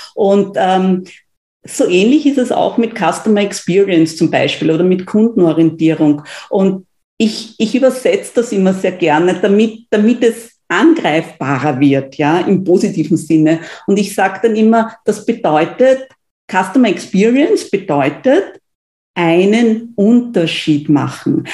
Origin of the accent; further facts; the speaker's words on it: Austria; bei uns in Österreich